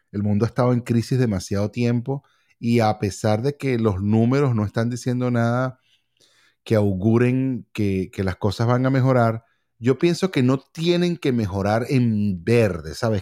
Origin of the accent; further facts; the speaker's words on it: Venezuela; also born or lived in California; now in Miami, United States; nosotros como venezolanos